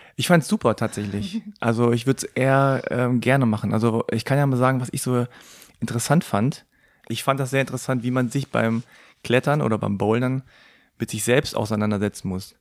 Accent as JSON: {"language": "German", "town": "Hanover", "region": "Lower Saxony", "country": "Germany", "tie": "born or raised there", "said": "meine Eltern kommen aus Korea, aber ich bin in Hannover geboren und aufgewachsen"}